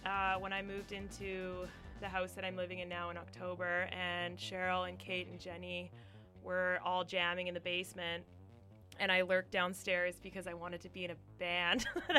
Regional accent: Calgary, Alberta, Canada; also born or lived in Aberdeen, Scotland; now in Vancouver, Canada; I grew up mostly in Calgary.

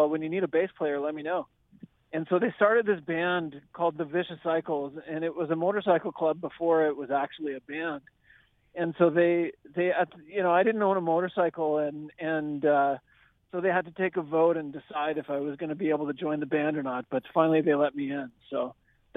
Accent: Edmonton, Alberta, Canada; moved away as an adult; now in Vancouver, Canada; living in and growing up in Edmonton

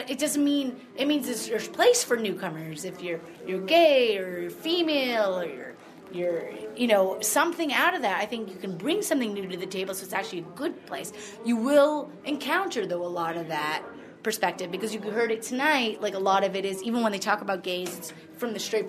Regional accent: Brooklyn, New York, United States; also born or lived in Montreal; now in Vancouver, Canada; But, I came to Vancouver. I grew up in Brooklyn and in Montreal, and I came here for theater school.

